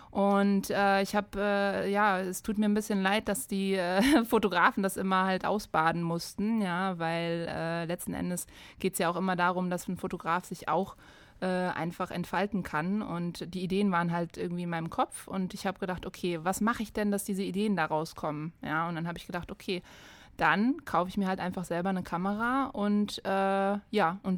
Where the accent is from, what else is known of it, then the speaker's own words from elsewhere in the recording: Frankfurt, Hesse, Germany; now in Darmstadt, Germany; Ich komme ja ursprünglich aus Frankfurt und musste mich dann erstmal an die Biersorten hier in der Region Darmstadt äh, gewöhnen.